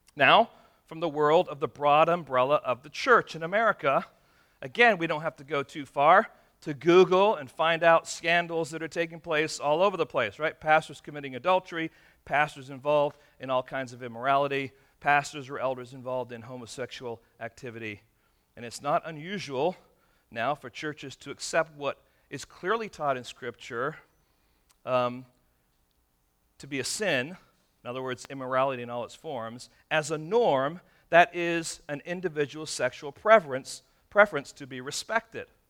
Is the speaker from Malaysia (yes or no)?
no; England, United Kingdom; also born or lived in Michigan; now in California, United States; when I was young, uh, growing up in England